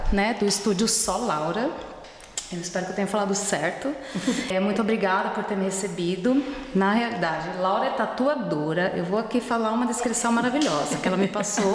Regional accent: Brazil; now in Germany; a gente fala como brasileiro

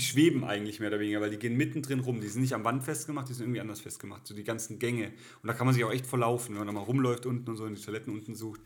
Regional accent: village near Ettlingen, Baden-Württemberg, Germany; in Ettlingen, nächste größere Stadt, in, da wo ich herkomme

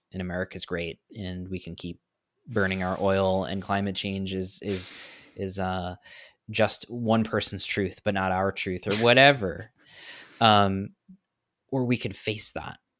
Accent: New York, United States; now in Florida, United States; I'm from New York, so I'm a bit of a transplant in Florida

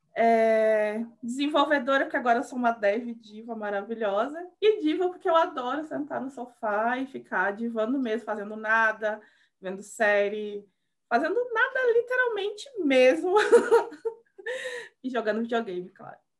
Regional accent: Rio Grande do Sul, Brazil; moved away as an adult; also born or lived in Salvador, Bahia; eu sou do Rio Grande do Sul, é, mas eu fiquei muitos anos na Bahia, em Salvador.

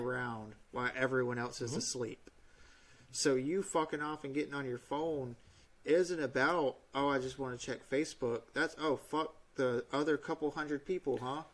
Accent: United States; I'm an American who signed up to serve the Navy

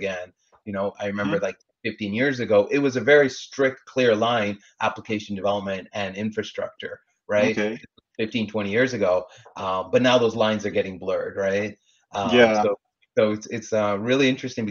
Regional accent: Canada; now in Los Angeles, United States; I was born and raised in Canada, like you mentioned, grew up playing hockey.

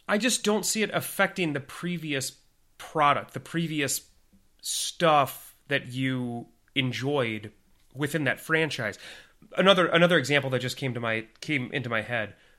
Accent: Minnesota, United States; accent: Minnesotan; my Min-, my Minnesotan accent

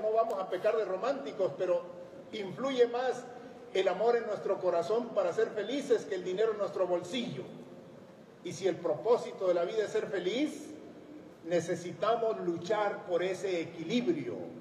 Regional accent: Sierra de Chihuahua, Mexico; El machismo, el pistolerismo, la desnutrición, el abandono estaban presentes en la sociedad donde nací y crecí

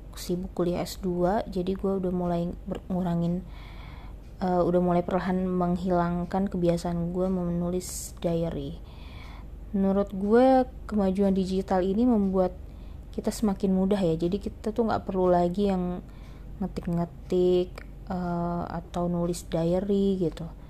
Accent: Jakarta, Indonesia; also born or lived in Sungai Penuh, Jambi; gua berasal, eee, dan lahir dari kota Sungai Penuh di Provinsi Jambi dan sejak kecil gua tinggal di Jakarta bersama dengan kedua orang tua gua

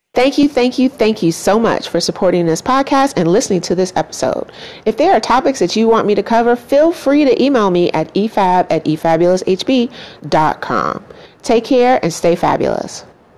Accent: United States; I'm Black American

